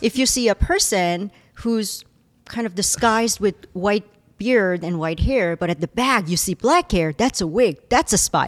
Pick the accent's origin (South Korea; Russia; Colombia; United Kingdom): South Korea; also born or lived in Germany / United States; now in Illinois, United States; I was born in Germany, and then I was educa-, I grew up in South Korea, and then I was educated here in the United States